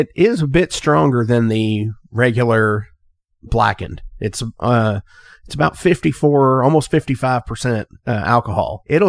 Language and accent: English; Louisville, Kentucky, United States; I'm from bourbon country. I'm from the Louisville, sure, Kentucky area.